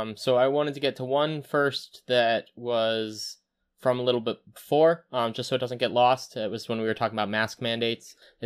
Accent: United States; We're a more, I want to do what I want, and you can't stop me because I'm American.

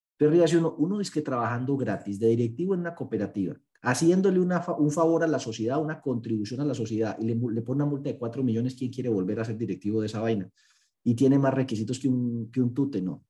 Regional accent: Paisa region, Antioquia, Colombia; yo soy muy exagerado como buen paisa

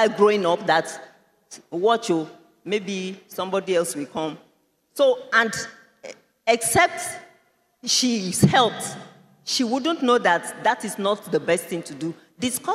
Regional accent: Nigeria; I am also a Nigerian

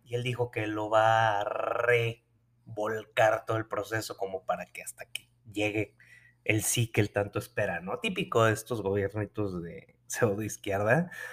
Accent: Nuevo León, Mexico; mi tierra, Nuevo León

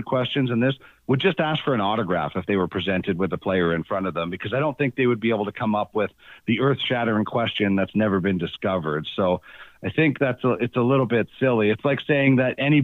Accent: Brandon, Manitoba, Canada; moved away; I grew up in Brandon

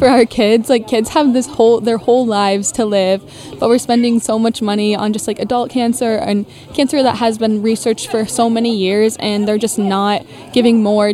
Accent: Farley, Iowa, United States; I'm also local to the area, and that's why Ashley reached out to me, because she knew that I'm from Farley

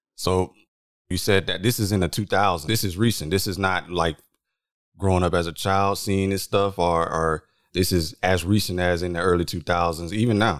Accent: San Antonio, Texas, United States; we are both from San Antonio for the world listening, San Antonio, Texas, not Ibiza

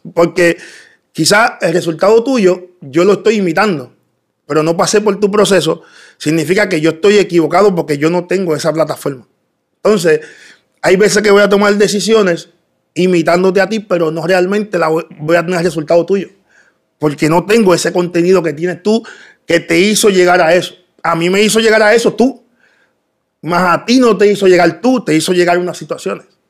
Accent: Bayamón, Puerto Rico; also born or lived in Dominican Republic; Yo nací en República Dominicana. Eh, me crié en Bayamón. desde bien niño vine a Puerto Rico. Y me crié en Bayamón, en los barrios de Bayamón, toda mi vida

